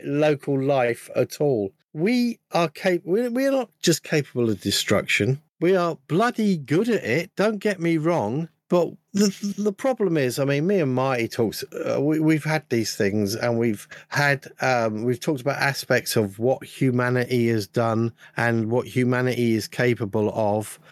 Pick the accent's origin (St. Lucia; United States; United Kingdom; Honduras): United Kingdom; London; when I was growing up in London for a period of time, I was in uh, a rather large borough called Wandsworth